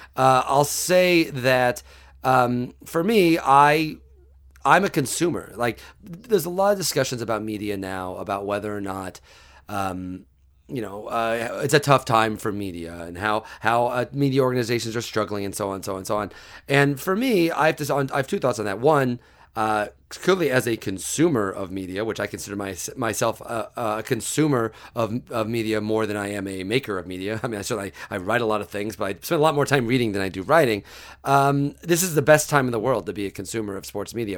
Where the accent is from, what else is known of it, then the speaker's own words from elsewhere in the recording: Mattoon, Illinois, United States; moved away; I'm from Mattoon, Illinois, about an hour south of Champaign